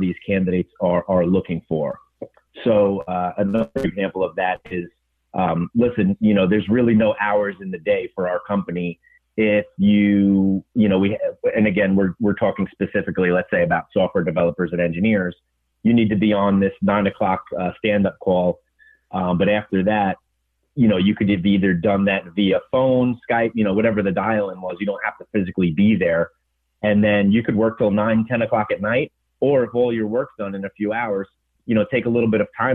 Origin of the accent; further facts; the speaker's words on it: Lawrence, New York, United States; I grew up in Long Island. In a town called Lawrence, better known as the Five Towns in Nassau County.